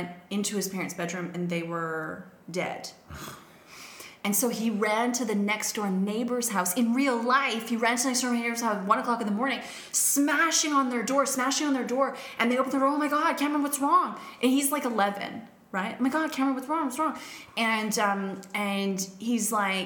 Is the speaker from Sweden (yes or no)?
no; Canada; now in Australia; I'm Canadian